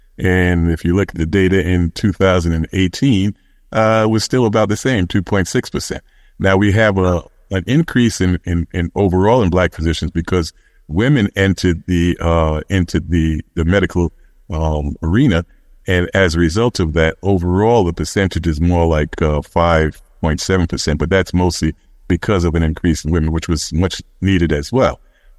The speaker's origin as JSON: {"language": "English", "town": "Brooklyn", "region": "New York", "country": "United States", "said": "I'm originally from Brownsville in Brooklyn, and so you know, our saying there is Brownsville never will."}